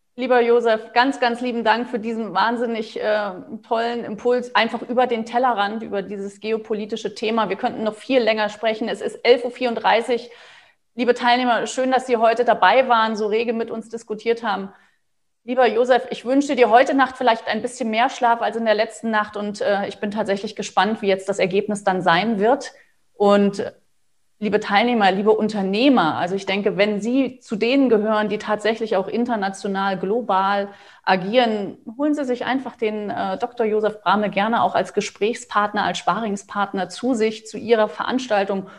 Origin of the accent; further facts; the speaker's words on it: Germany; für uns als, als Deutsche